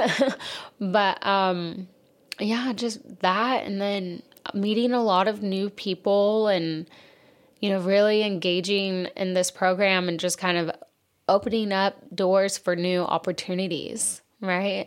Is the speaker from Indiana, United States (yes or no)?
no; Wichita Falls, Texas, United States; moved away; I am originally from Wichita Falls, Texas.